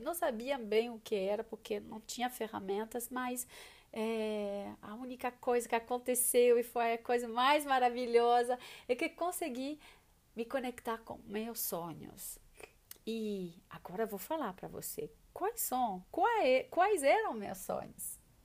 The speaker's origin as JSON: {"language": "Portuguese", "country": "France", "second_language": "Portuguese", "moved": "yes", "said": "sou francesa"}